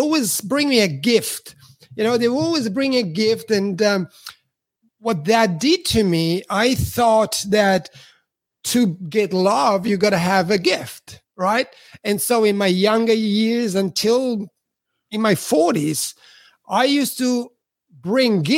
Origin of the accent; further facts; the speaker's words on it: Switzerland; English is a second language; also born or lived in Italy; now in Australia; I'm Italian, but I grew up in Switzerland because my parents migrated after the war to Switzerland